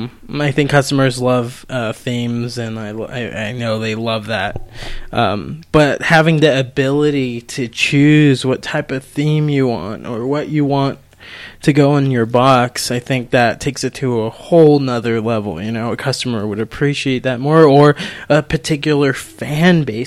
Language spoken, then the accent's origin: English; Colorado, United States; we're from Colorado, too